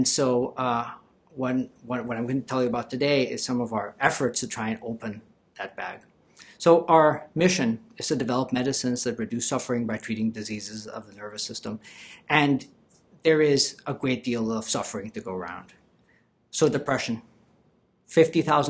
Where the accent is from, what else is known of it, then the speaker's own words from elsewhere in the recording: Colombia; moved away; I'm originally from Colombia.